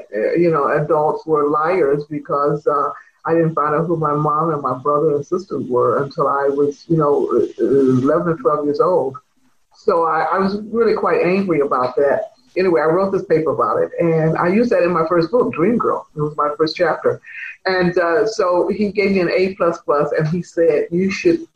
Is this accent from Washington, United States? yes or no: no; Detroit, Michigan, United States; also born or lived in Mississippi; I'm from Mississippi, but I grew up in Detroit.